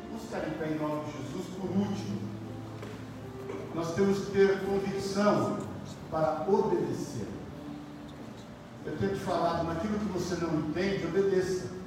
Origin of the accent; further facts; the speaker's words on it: Paulista, São Paulo, Brazil; como bom paulista